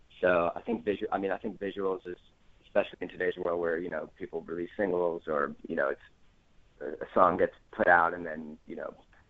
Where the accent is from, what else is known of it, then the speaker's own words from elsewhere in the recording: New York, United States; moved away as an adult; I'm originally from New York